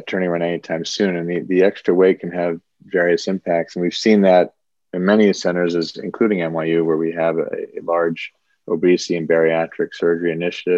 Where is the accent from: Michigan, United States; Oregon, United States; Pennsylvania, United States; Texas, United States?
Texas, United States; Dallas; moved away as an adult; also born or lived in Boston, Massachusetts / Ohio / Washington, D.C.; now in New York City, United States; I moved to Dallas, Texas at the age of 7 and really grew up a Texan